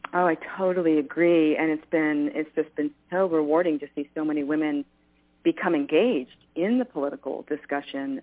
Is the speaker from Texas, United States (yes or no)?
no; New York, United States; I grew up in New York